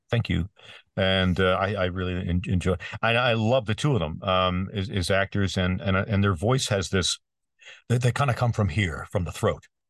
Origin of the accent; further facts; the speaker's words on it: Peterborough, Ontario, Canada; my hometown of Peterborough, Ontario, Canada